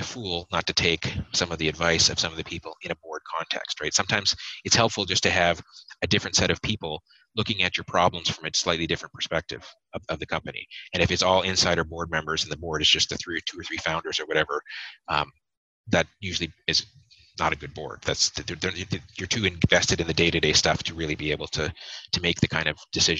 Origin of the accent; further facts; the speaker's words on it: Canada; as Canadian investors